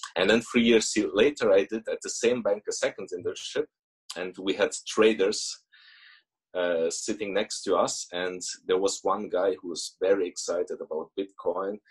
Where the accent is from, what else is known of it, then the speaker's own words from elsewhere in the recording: Germany; moved away as an adult; also born or lived in Russia; now in Switzerland; we moved to Germany when I was five. So basically, I grew up in Germany